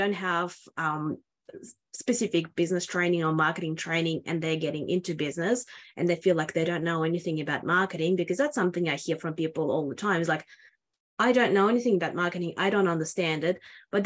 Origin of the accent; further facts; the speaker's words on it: Australia; I'm from Australia